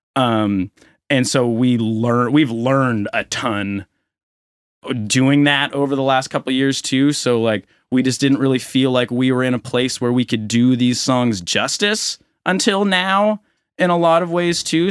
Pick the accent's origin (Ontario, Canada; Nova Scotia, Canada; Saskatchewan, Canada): Nova Scotia, Canada; Halifax; also born or lived in Saint John, New Brunswick; I grew up in Halifax